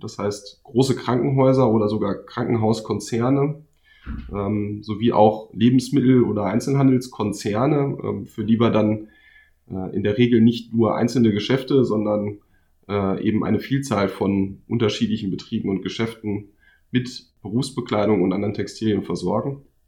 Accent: Minden, North Rhine-Westphalia, Germany; ich komme auch aus Minden, äh, genauer gesagt aus Dankersen

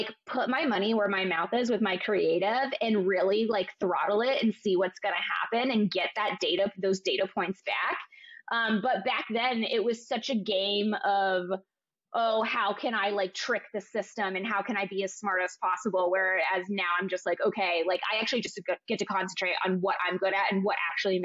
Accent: Ohio, United States; moved away; I'm from Ohio originally

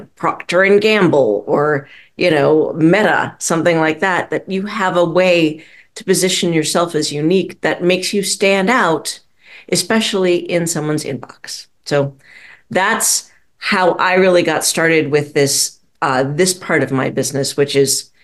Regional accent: Minneapolis, Minnesota, United States; also born or lived in St. Louis, Missouri; I was raised primarily in Minneapolis, Minnesota. We moved there when I was about six.

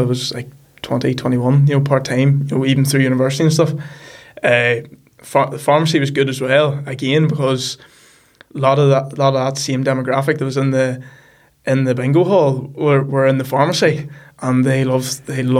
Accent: The Loup, Northern Ireland, United Kingdom; I'm from The Loop, which is a small village just outside Markerfeld.

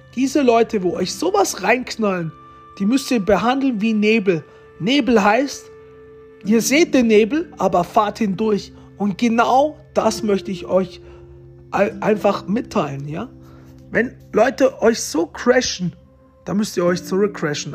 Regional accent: Romania; moved away; mein Geburtsort ist im Vulkan in Rumänien

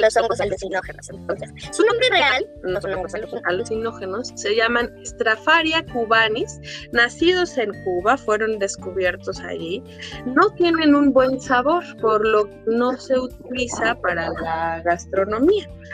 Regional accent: Mexico; nosotros como mexicanos eh, conocemos este ritual

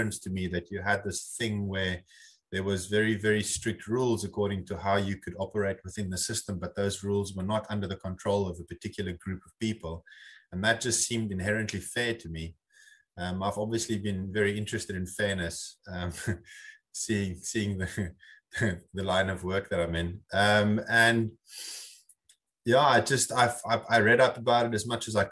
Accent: South Africa; as a South African

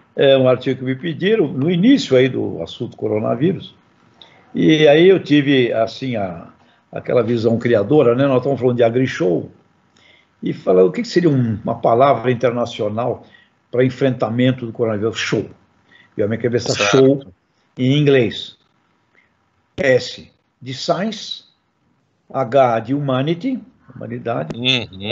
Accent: Santos, São Paulo, Brazil; Eu sou santista

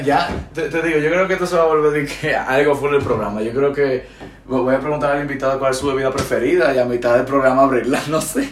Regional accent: Dominican Republic; accent: Dominican; moved away as an adult; now in Spain; cuando nosotros hablamos con un, domi con un acento dominicano bien profundo, muchas veces no nos entienden

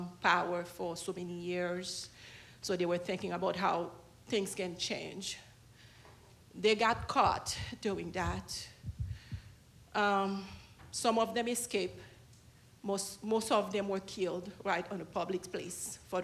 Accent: Haiti; moved away; I am from Haiti. was born there and raised there.

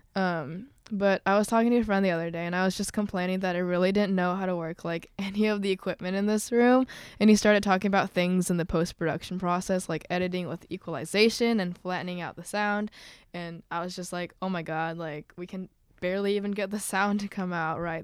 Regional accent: suburb of Chicago, Illinois, United States; I'm from a suburb off of Chicago

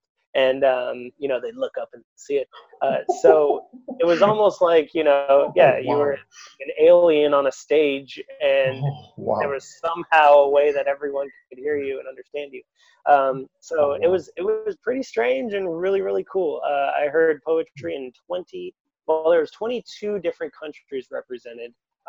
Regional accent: Portland, Maine, United States; also born or lived in Loudon, New Hampshire / Tampa, Florida; now in Dublin, Ireland; I live in Dublin currently, but I'm American. I come from Portland, Maine, just like the northeast, just above Boston. Before that, I was from Loudoun, New Hampshire, and then before that, Tampa, Florida.

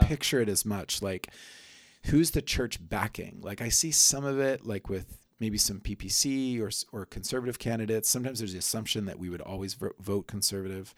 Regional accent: United States; growing up myself as an American

